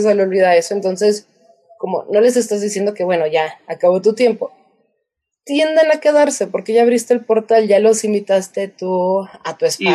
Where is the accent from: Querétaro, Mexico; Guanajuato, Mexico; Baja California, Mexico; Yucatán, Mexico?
Querétaro, Mexico; yo crecí en Querétaro